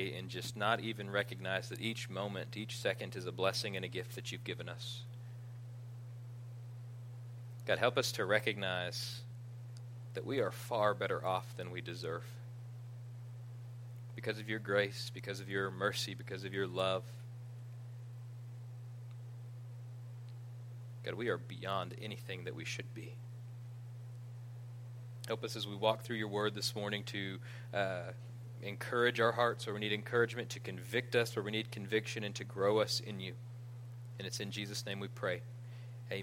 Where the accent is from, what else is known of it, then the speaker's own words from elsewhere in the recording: United States; I grew up in Panhandle and went to a private Christian school